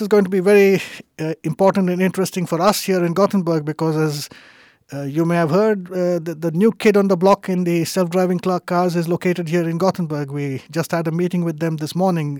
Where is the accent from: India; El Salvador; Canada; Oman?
India; moved away as an adult; also born or lived in United States / Germany / Denmark; now in Sweden; I was born and raised in India